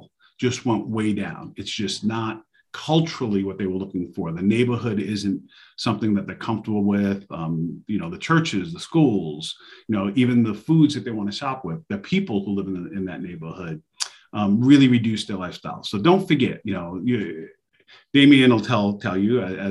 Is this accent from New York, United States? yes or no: yes; New York City, New York, United States; now in Charlotte, United States; That's where I'm from. I'm from New York City. I'm actually 718. I'm Queens.